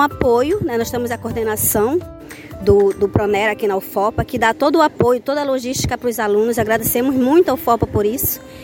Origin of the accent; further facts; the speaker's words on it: Oriximiná, Pará, Brazil; sou do município de Oriximiná